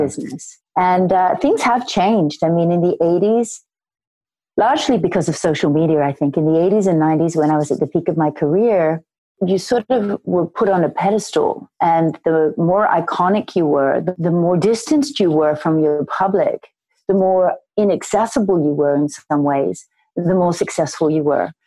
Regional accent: Sydney, New South Wales, Australia; I grew up in Sydney, Australia

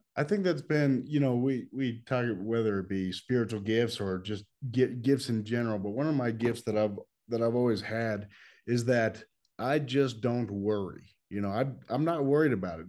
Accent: Los Angeles, California, United States; I grew up in Los Angeles

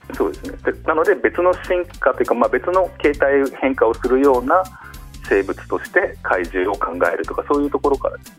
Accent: Hokkaido, Japan; 生まれが北海道ですね

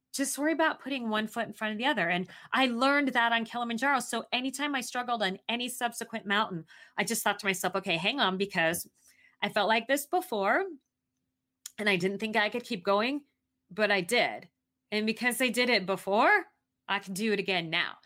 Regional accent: Arizona, United States; moved away; also born or lived in Southeast Asia; I grew up in Arizona

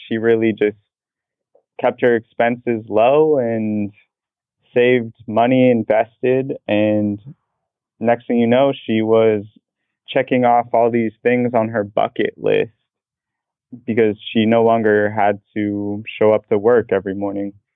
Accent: Portland, Oregon, United States; moved away as an adult; also born or lived in Boston, Massachusetts; now in Orlando, United States; I was born and raised in Portland, Oregon

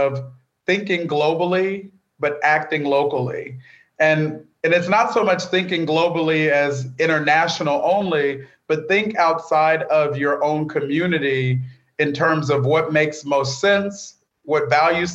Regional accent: Bakersfield, California, United States; the faith community I grew up in Bakersfield, California

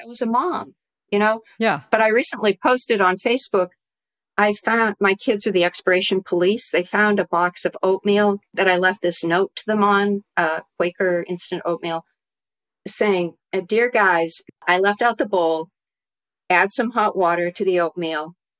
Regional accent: Massachusetts, United States; also born or lived in New York / Tokyo, Japan; now in Connecticut, United States; I grew up in Massachusetts

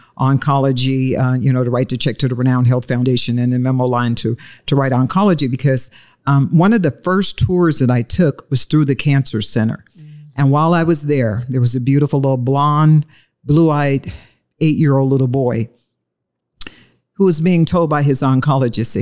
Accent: Detroit, Michigan, United States; moved away; I was born and raised in Motown

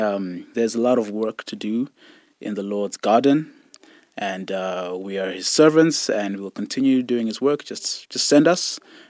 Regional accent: Zimbabwe; now in Alberta, Canada; My family, like many families in Zimbabwe, you know, grew up with a very religious background, and singing is a huge part of that. I was in a Shona choir, so Shona is the indigenous language

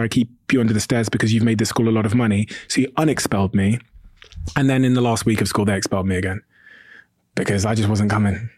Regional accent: Plymouth, South West England, United Kingdom; also born or lived in Botswana; I moved to the U K from Botswana when I was a baby. Um, and we moved to an area called Plymouth in the southwest

